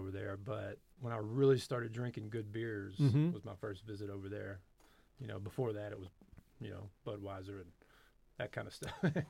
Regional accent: Memphis, Tennessee, United States; The Memphis area.

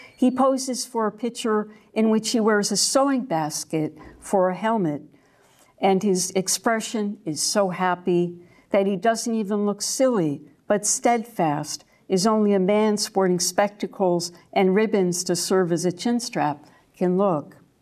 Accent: New York, United States; now in Deep East Texas, United States; the dogwoods I grew up among in New York

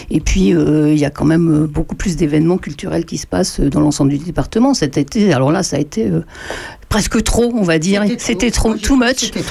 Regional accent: Auxerre, Bourgogne-Franche-Comté, France; moved away as an adult; also born or lived in Toucy / Paris; Moi, je suis né au Serre.

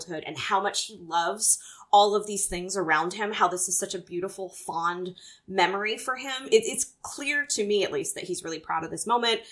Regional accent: the South, United States; moved away; growing up in the South

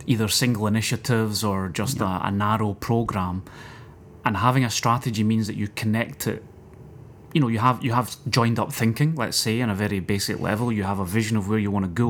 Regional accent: Scotland, United Kingdom; me being a Scotsman

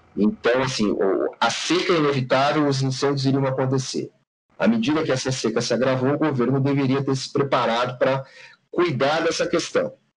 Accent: Campanha region of Rio Grande do Sul, Brazil; vai para a região da campanha do Rio Grande do Sul, próximo de onde eu nasci

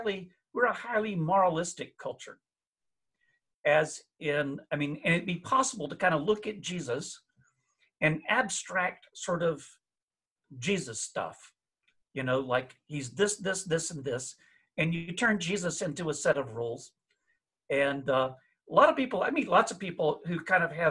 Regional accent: the South, Southern United States, United States; as a Southerner

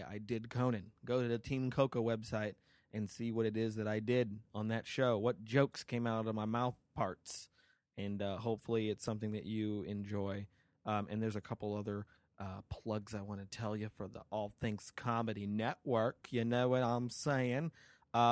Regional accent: Las Vegas, Nevada, United States; now in Los Angeles, United States; my hometown, Las Vegas

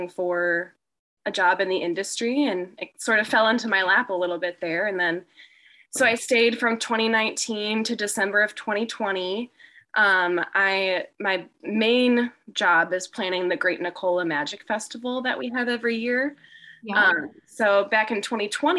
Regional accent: Gurnee, Illinois, United States; moved away as an adult; now in Monmouth, United States; I am from Gurnee, Illinois. So I'm from a suburb of Chicago

